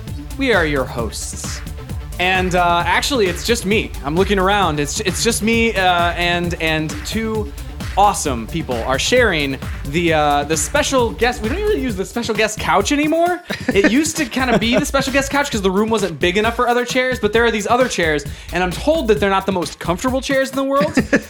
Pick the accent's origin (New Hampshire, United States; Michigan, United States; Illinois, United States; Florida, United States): Illinois, United States; we're from Illinois.